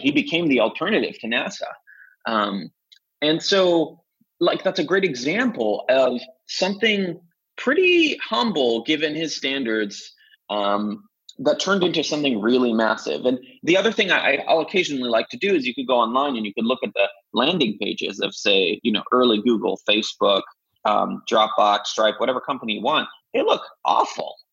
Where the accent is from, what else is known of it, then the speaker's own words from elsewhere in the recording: Jerusalem, Jerusalem District, Israel; moved away; I'm originally from Jerusalem, Israel, uh, where I was born and raised